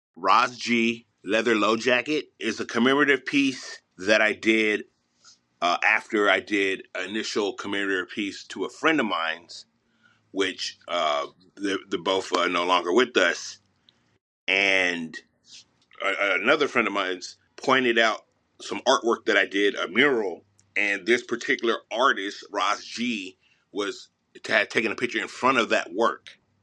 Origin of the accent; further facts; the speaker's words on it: Los Angeles, California, United States; I'm from Mid City, Los Angeles, and I'm a painter